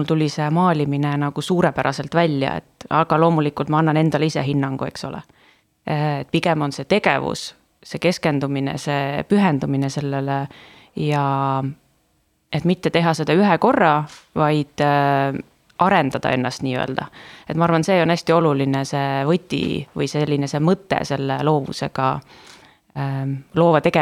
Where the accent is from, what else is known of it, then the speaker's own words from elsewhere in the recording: Estonia; Äh, ma olen väiksest linnast pärit, et äh, seal ei olnud liiga palju valida, nagu võib-olla praegu Tallinnas on ju